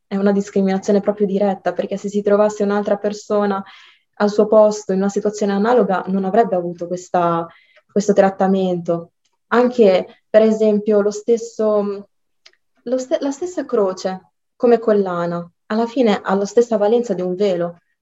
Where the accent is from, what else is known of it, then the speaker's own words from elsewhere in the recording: Italy; io sono originaria dal Marocco però sono nata e cresciuta qua